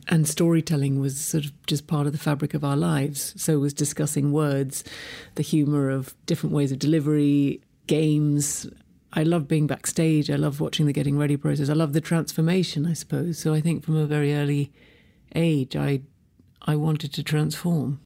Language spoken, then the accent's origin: English; London, United Kingdom; I was born and raised in London